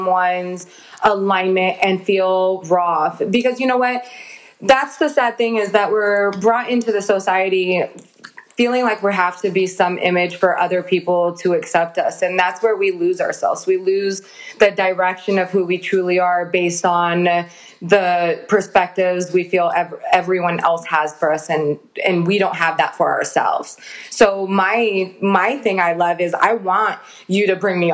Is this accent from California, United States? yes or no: yes; San Diego, California, United States; I grew up in San Diego, California